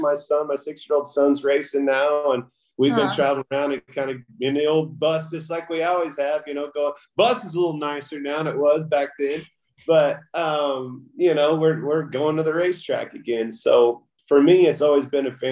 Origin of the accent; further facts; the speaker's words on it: Kansas, United States; I grew up in the Midwest